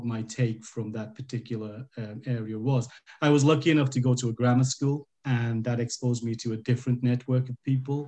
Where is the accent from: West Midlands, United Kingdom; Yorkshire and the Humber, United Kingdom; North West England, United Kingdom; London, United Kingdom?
North West England, United Kingdom; Bolton; I was born in Bolton.